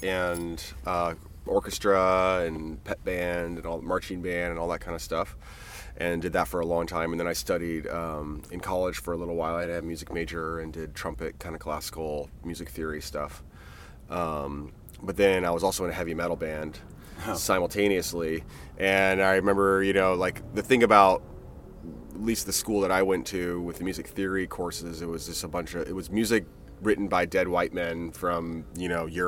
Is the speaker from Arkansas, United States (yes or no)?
no; Fort Wayne, Indiana, United States; also born or lived in Bay Area, California / Boulder, Colorado; now in Ashland, United States; I'm originally from Fort Wayne and then moved out to the West Coast in like 97